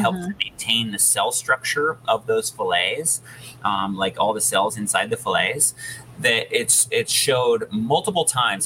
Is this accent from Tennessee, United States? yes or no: no; Sandpoint, Idaho, United States; my hometown in Sandpoint, which is northern Idaho